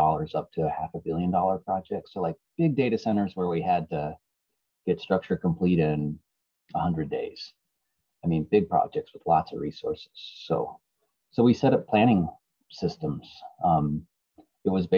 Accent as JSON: {"language": "English", "area": "outside of Portland", "region": "Oregon", "country": "United States", "tie": "born or raised there", "said": "I grew up outside of Portland here in a small farming town."}